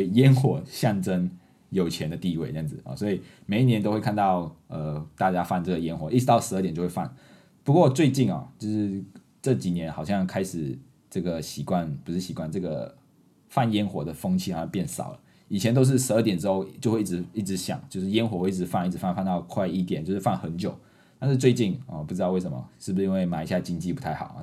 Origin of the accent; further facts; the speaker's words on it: Malaysia; accent: Malaysian Mandarin; moved away as an adult; now in Taiwan; 这个是马氏华语，马来西亚式华语。 不是我华语不好，是我们特有的华语